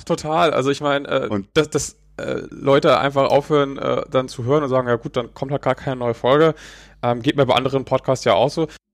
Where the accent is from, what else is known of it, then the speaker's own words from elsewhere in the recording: Neumünster, Schleswig-Holstein, Germany; moved away; meine alte Heimatstadt Neumünster